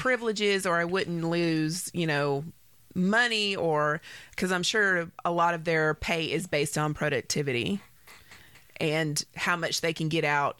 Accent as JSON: {"language": "English", "country": "United States", "said": "I am an American"}